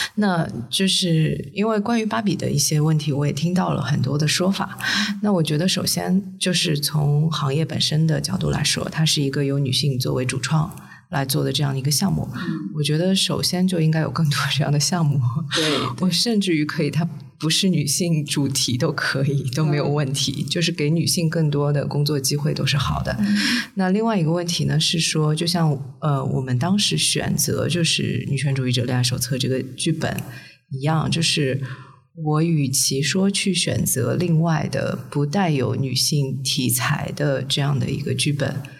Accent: Shanghai, China; 从小在上海长大的

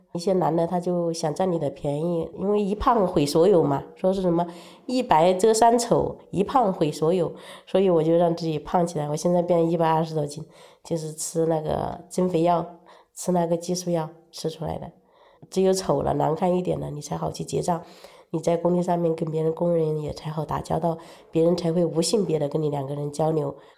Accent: Wuhan area, Hubei, China; 我老家的话，隔那个工地的话有几十公里

